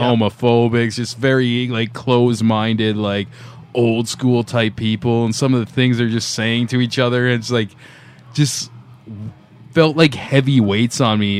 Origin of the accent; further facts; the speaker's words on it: Niagara Falls, Ontario, Canada; now in Toronto, Canada; I'm from like that direction to uh, Niagara Falls, yeah. little outskirts there